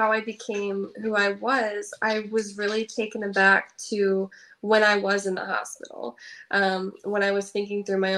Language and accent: English; Indiana, United States; I grew up in Indiana, but I started going to Michigan for my coach